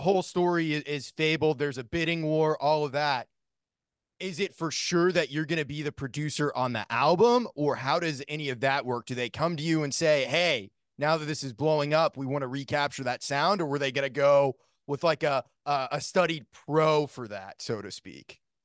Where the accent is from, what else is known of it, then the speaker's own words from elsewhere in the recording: Maine, United States; I grew up in Maine